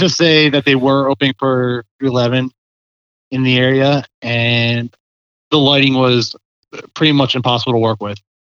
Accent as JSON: {"language": "English", "town": "Parkville", "region": "Maryland", "country": "United States", "tie": "born or raised there", "also_born_or_lived": "Harford County, Maryland / Howard County, Maryland", "said": "I grew up in Baltimore County in Parkville area."}